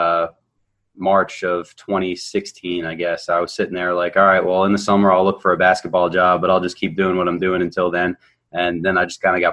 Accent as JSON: {"language": "English", "region": "New Jersey", "country": "United States", "tie": "born or raised there", "also_born_or_lived": "North Carolina", "moved": "as an adult", "said": "I grew up in New Jersey, played high school ball in Jersey"}